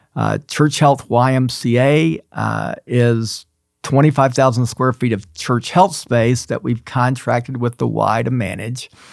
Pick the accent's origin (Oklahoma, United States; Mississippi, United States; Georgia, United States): Georgia, United States; Atlanta; moved away as an adult; now in Memphis, United States; I grew up in Atlanta.